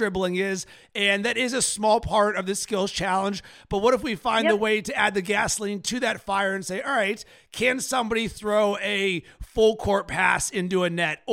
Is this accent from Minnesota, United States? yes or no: no; Pittsburgh, Pennsylvania, United States; As a kid growing up in Pittsburgh, I didn't have an NBA team